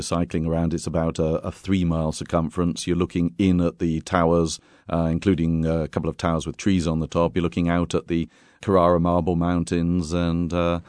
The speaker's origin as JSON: {"language": "English", "town": "Bath", "region": "South West England", "country": "United Kingdom", "moved": "as an adult", "lives_now": "Lucca, Italy", "said": "I'm from Britain originally, from England, from Bath, in fact."}